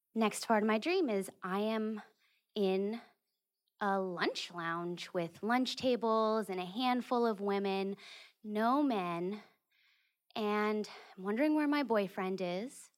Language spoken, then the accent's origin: English; California, United States; moved away; my home state of California